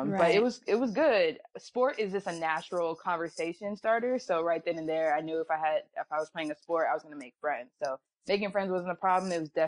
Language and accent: English; Fayetteville, North Carolina, United States; born there; also born or lived in Alabama / Georgia / Virginia / Ohio; So I was born in North Carolina, Fayetteville, …, you know what I mean?